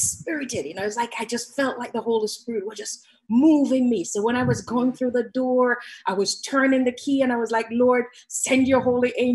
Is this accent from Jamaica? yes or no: yes; Jamaica; moved away; I'm Jamaican.